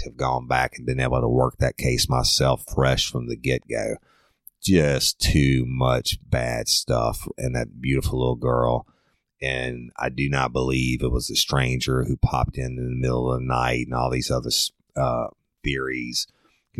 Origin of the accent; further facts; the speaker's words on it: South Louisiana, United States; I'm from South Louisiana, and food is a way of life for us